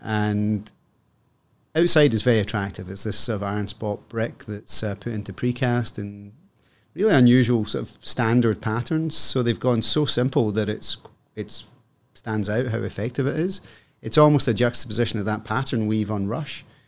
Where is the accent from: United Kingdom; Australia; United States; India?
United Kingdom; Scotland; moved away as an adult; also born or lived in Hong Kong; now in Toronto, Canada; I am Scottish